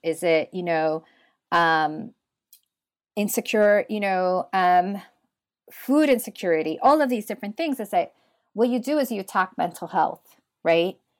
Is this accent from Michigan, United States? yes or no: no; New York City, New York, United States; now in Pittsburgh, United States; I grew up in Washington Heights, New York City. I'm the daughter of Dominican immigrants